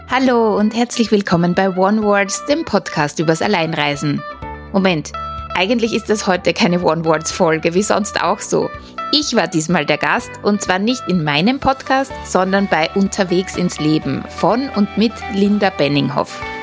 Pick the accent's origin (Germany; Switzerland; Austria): Austria; Ich komme, wie man hört, aus Österreich